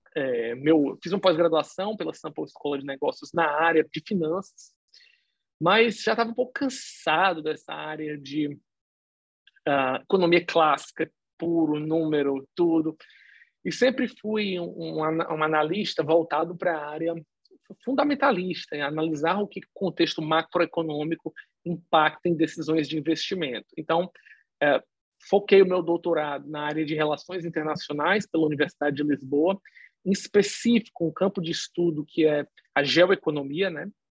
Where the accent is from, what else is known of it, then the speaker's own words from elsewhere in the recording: Fortaleza, Ceará, Brazil; eu nasci em Fortaleza, no Ceará